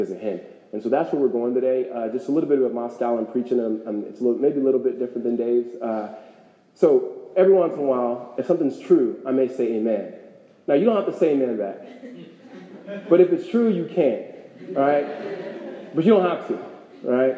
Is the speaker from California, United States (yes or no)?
yes; Los Angeles, California, United States; moved away as an adult; now in Phoenix, United States; I grew up in California.